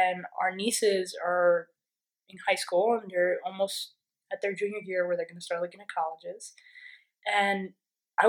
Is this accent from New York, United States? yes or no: yes; New York, United States; I'm from New York